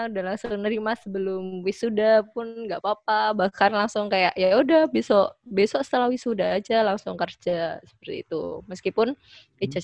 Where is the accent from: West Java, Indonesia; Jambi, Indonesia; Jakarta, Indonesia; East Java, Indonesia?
East Java, Indonesia; Surabaya; kan aku asli Surabaya ya.